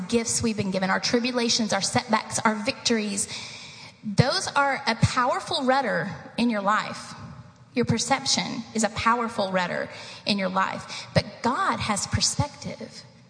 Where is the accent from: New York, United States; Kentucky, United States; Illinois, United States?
Kentucky, United States; Eastern; moved away; I grew up in the mountains of Eastern Kentucky